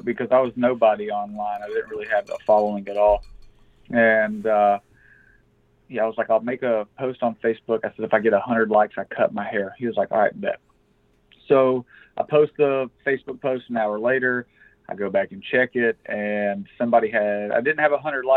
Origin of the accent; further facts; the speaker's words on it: Cleveland, Texas, United States; I'm from a real small town in East Texas called Cleveland, Texas